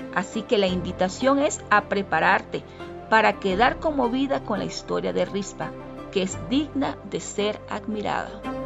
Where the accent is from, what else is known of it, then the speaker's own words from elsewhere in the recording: Venezuela; moved away as an adult; now in Quito, Ecuador; soy venezolana, actualmente vivo en Quito, Ecuador, desde ya hace seis años